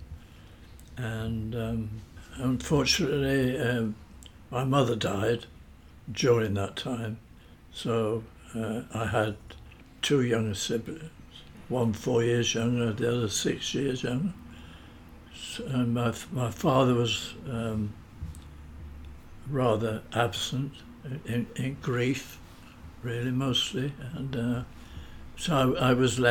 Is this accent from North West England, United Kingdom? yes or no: yes; Manchester, North West England, United Kingdom; also born or lived in Salford; I grew up in Manchester, yes. I was born in Salford